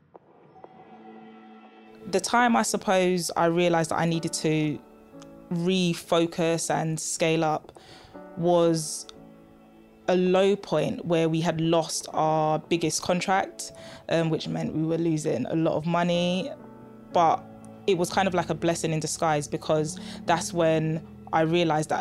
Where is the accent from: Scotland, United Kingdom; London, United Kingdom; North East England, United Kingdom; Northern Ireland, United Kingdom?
London, United Kingdom; Growing up in Tottenham, I was fortunate to have a family that could love and support me